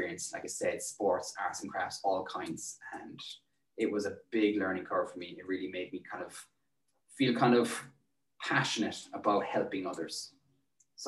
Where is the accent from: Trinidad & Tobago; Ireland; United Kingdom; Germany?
Ireland; Tralee, Munster; also born or lived in Dublin; I've lived in Tralee nearly all my life